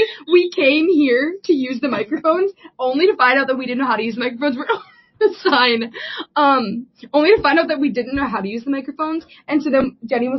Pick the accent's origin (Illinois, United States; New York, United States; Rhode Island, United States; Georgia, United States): Illinois, United States; Chicago; moved away; also born or lived in Washington, D.C.; I'm from Chicago